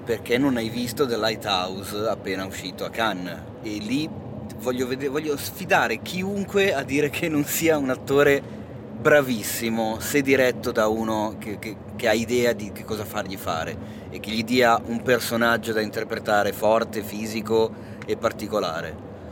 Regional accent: Milan, Lombardy, Italy; da milanese

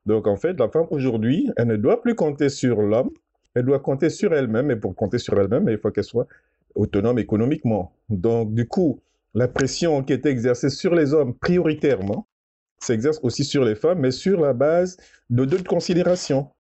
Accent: Gabon; Chez nous, au Gabon

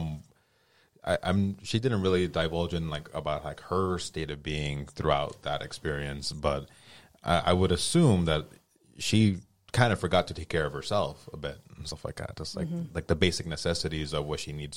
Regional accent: Colorado, United States; I grew up, I was born in Colorado and grew up here

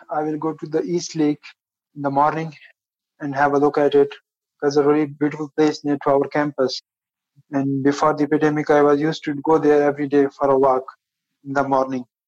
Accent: Pakistan; moved away as an adult; now in Wuhan, China; I'm a Pakistani student here in Wuhan

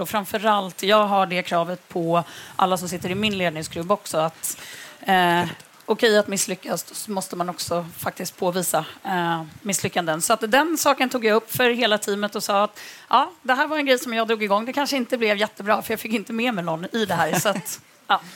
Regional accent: Örebro, Örebro County, Sweden; moved away; Jag kommer från Örebro

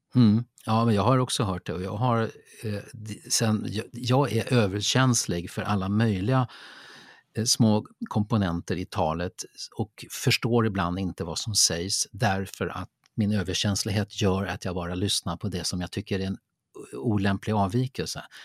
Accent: Lidingö, Stockholm County, Sweden; jag är uppvuxen på Lidingö

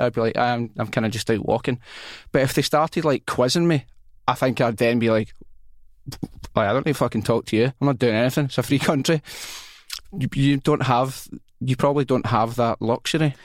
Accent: Glasgow, Scotland, United Kingdom; I'm from Rob Royston

